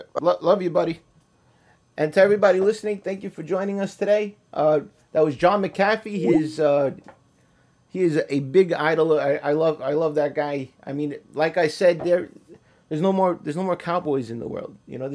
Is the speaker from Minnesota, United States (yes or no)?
no; New York City, New York, United States; growing up in Queens and in Brooklyn